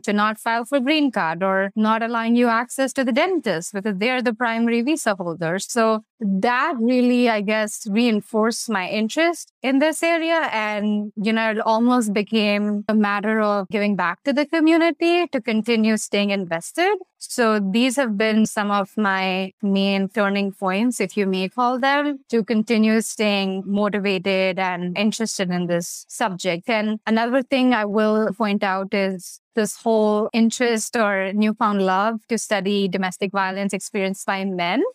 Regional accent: India; moved away; I'm obviously from India, so growing up in the South Asian community

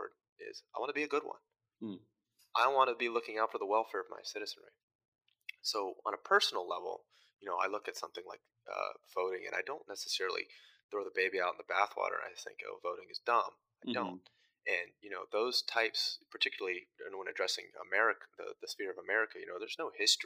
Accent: Front Royal, Virginia, United States; moved away; I'm originally from Front Royal, Virginia, which is kind of in the Shenandoah River Valley mountain area of Virginia

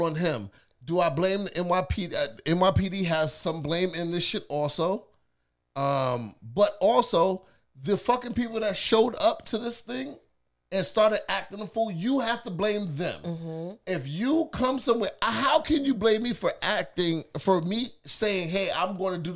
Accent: New York, United States; now in Atlanta, United States; as a New Yorker

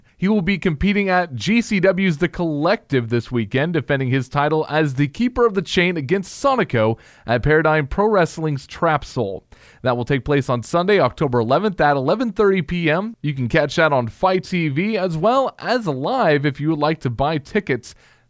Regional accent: Indiana, United States; I'm from Indiana.

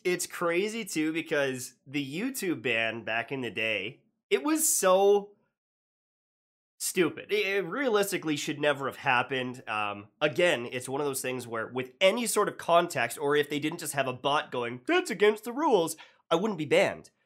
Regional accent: Canada; being Canadian

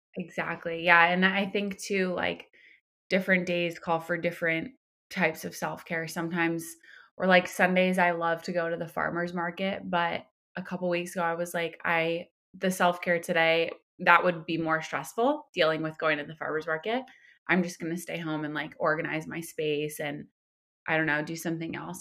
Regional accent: Somers, New York, United States; moved away as an adult; now in Los Angeles, United States; I'm from Westchester County. I'm from a town called Somers that no one has heard of.

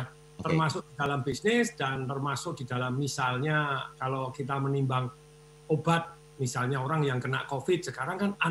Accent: Surakarta, Central Java, Indonesia; saya juga saya dalam kondisi deg-degan di kampung saya di Solo itu kerja bakti tidak pakai masker 69 orang kena semua

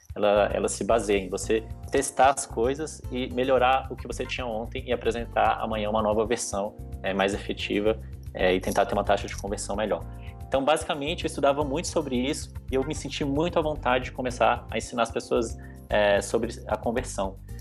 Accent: Brasília, Federal District, Brazil; moved away as an adult; now in São Paulo, Brazil; eu sou natural de Brasília, hoje eu moro em São Paulo já faz aproximadamente

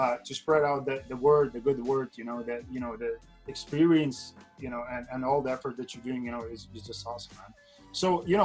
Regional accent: Ireland; I'm from Ireland

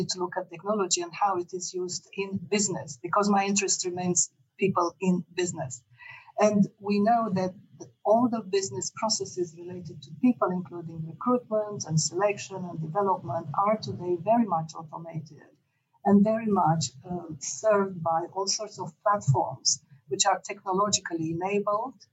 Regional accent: Romania; born there; moved away; whilst I was born in Romania, in fact, I spent many decades outside Romania and I lived in six countries

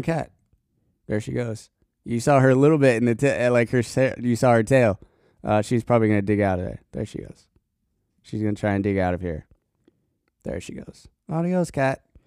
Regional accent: Colorado, United States; now in Tennessee, United States; at least when I was living there

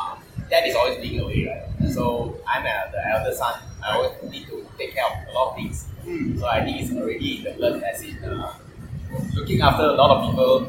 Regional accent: Penang, Malaysia; moved away as an adult; also born or lived in Malacca / Swansea, Wales; I was born in Malacca, but I was always being raised in Penang, so I call myself as a full Penang man.

